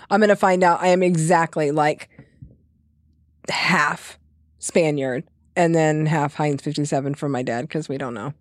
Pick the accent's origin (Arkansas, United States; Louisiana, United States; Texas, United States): Texas, United States; King Ranch; being born and raised on the King Ranch